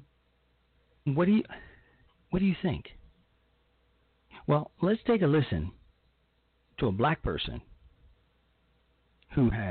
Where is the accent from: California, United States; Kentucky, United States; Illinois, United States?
Illinois, United States; Chicago; my hometown of Chicago